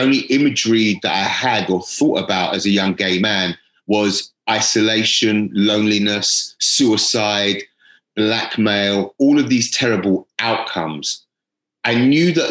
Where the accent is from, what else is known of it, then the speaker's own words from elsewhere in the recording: London, United Kingdom; I was born in Brixton. My parents are Jamaican